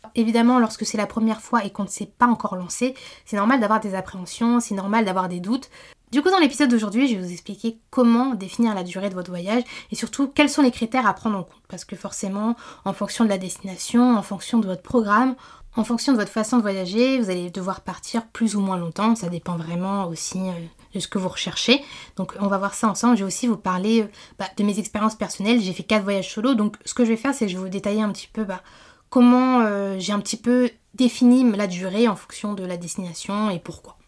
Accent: Martinique; moved away; je suis originaire de la Martinique, c'est une île que je connais bien

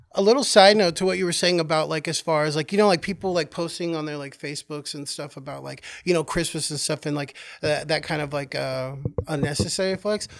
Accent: Oklahoma, United States; moved away as an adult; also born or lived in California; now in New York, United States; I was born in California, and then I, um, moved to Oklahoma at a young age, and then I came here to New York, um, after living in Oklahoma for well over twenty years

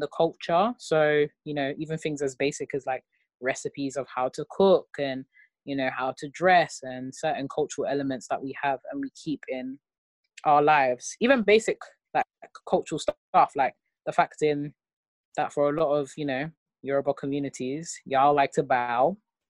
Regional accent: United Kingdom; I'm a patriot, I'm British. But then your ethnicity is that, you know, I'm Nigerian, or, you know, I'm black.

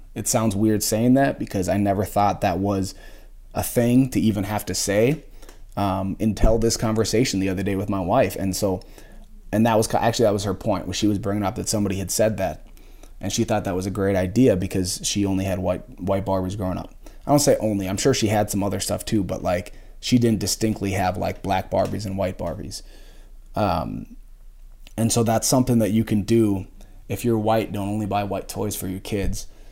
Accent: just outside Minneapolis, Minnesota, United States; I grew up just outside Minneapolis

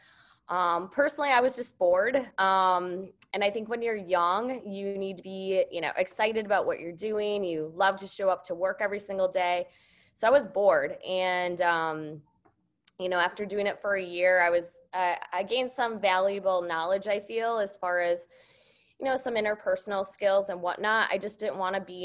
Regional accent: Wisconsin, United States; I grew up in Wisconsin. So I grew up on a dairy farm

